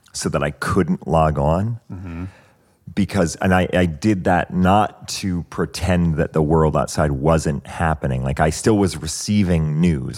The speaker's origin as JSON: {"language": "English", "region": "Maine", "country": "United States", "tie": "born or raised there", "moved": "yes", "said": "I grew up in Maine"}